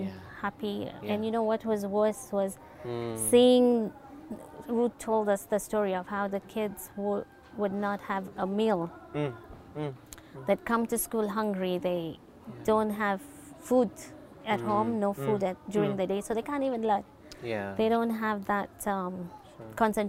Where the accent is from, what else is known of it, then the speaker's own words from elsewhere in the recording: Nakuru, Nakuru County, Kenya; moved away as an adult; now in Nairobi, Kenya; born and bred in Nakuru with the local community around us